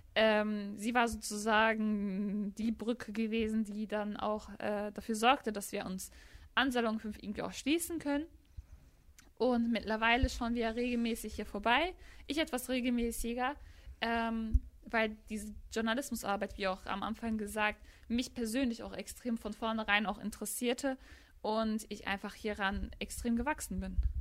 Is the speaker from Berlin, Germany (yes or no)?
no; Gladbeck, North Rhine-Westphalia, Germany; in der WAZ-Redaktion bei uns in Gladbeck